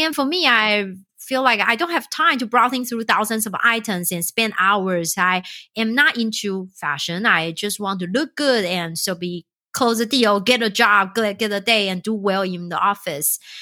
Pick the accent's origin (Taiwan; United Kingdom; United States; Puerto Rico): Taiwan; moved away; I'm originally from Taiwan